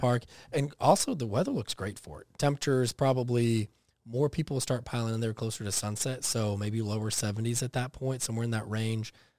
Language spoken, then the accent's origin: English; Texas, United States; also born or lived in coastal Georgia; now in Georgia, United States; growing up in Texas